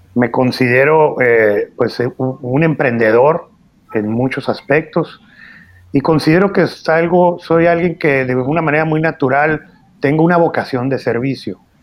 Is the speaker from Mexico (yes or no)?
yes; Hermosillo, Sonora, Mexico; Yo nací en Hermosillo, Sonora